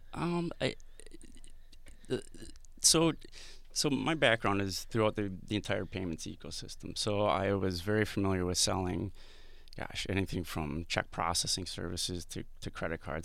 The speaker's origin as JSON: {"language": "English", "town": "Madison", "region": "Wisconsin", "country": "United States", "moved": "yes", "said": "I'm from the Midwest originally"}